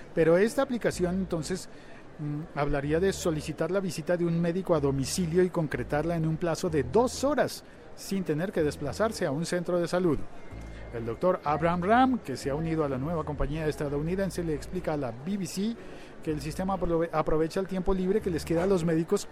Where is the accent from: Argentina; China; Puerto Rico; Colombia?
Colombia; en mi, en mi país, en Colombia